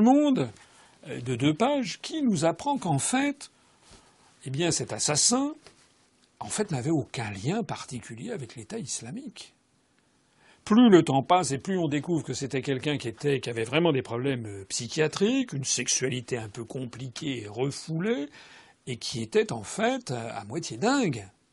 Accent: France; Je suis français

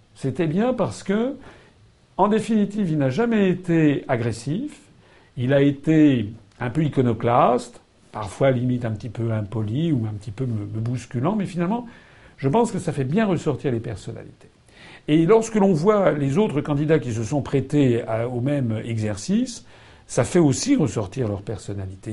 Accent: France; je suis français

